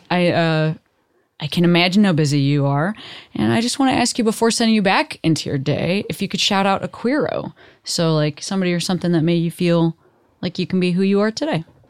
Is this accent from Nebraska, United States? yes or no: no; Chicago, Illinois, United States; also born or lived in Boston; now in Los Angeles, United States; I live in L A, I'm from Chicago, you know, I lived in Boston